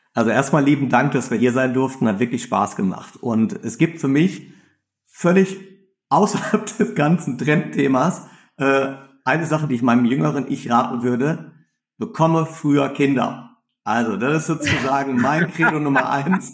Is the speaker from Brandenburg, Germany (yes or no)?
no; Ruhr area, North Rhine-Westphalia, Germany; ich komme aus dem Ruhrgebiet